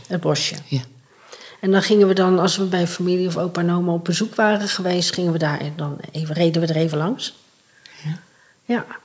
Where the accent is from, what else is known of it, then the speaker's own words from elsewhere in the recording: North Brabant, Netherlands; also born or lived in Rotterdam; ik ben opgegroeid in Brabant in een warm, gezellig gezin